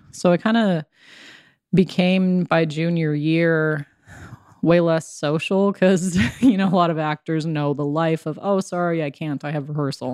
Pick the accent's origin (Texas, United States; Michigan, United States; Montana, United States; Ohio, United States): Montana, United States; Browning; also born or lived in Kalispell, Montana; raised in Browning, Montana on the Blackfeet Reservation